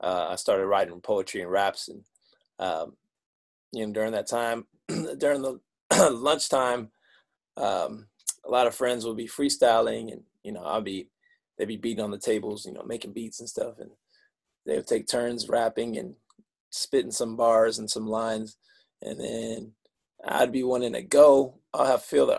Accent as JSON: {"language": "English", "region": "Michigan", "country": "United States", "said": "I'm from Michigan"}